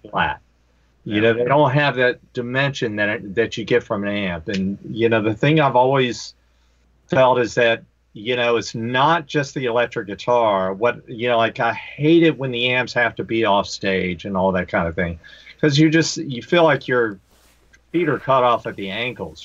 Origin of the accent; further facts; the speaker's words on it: Greensboro, North Carolina, United States; where I grew up, I'm from Greensboro, North Carolina